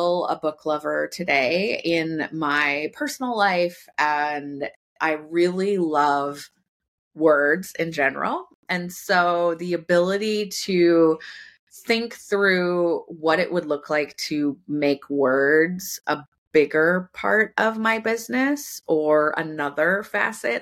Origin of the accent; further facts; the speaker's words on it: Sioux Falls, South Dakota, United States; my hometown of Sioux Falls, South Dakota